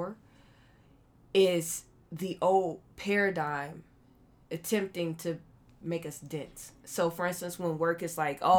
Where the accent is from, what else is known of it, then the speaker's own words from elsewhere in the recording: Akron, Ohio, United States; that part of me that comes from Akron, Ohio